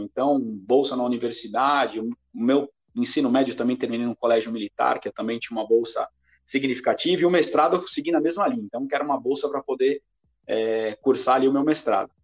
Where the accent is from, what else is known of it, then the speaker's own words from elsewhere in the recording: São Paulo, Brazil; also born or lived in Cabreúva; nascido e criado na zona leste de São Paulo, mais especificamente no bairro do Tatuapé